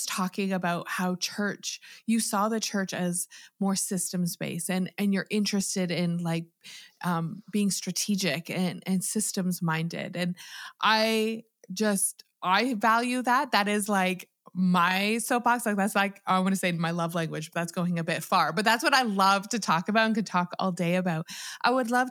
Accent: Canada; I'm Canadian

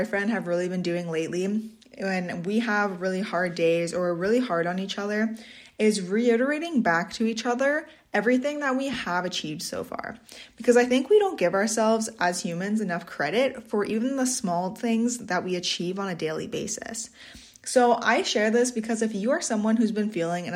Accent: Swan Lake First Nation, Manitoba, Canada; I'm from Swan Lake First Nation, Treaty 1 Territory, Bear Clan

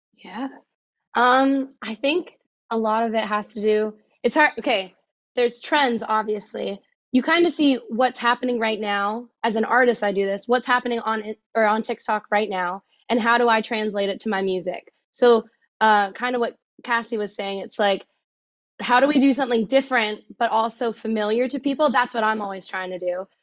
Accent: Oxford, Ontario, Canada; I am from Oxford, Canada, so a little north

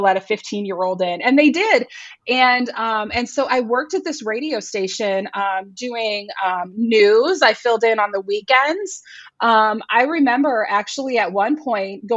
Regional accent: Northwest Iowa, United States; Where I grew up in Northwest Iowa

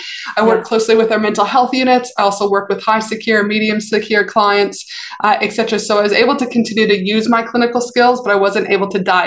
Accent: Canada; also born or lived in Albuquerque, United States / North Carolina, United States; now in Australia; So even though I'm from Canada, I did my undergrad in high school in Albuquerque, New Mexico.

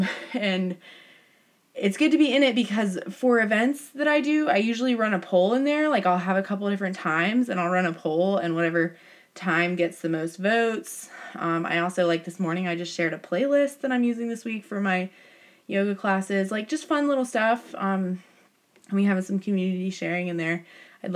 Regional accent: United States; I am a American white girl

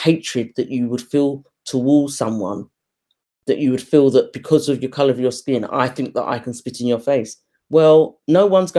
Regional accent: United Kingdom; we were raised in Britain, but within our household, we were brought up within Caribbean households

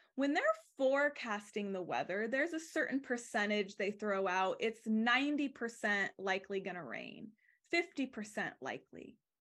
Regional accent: Arizona, United States; moved away; also born or lived in California; I grew up in Arizona

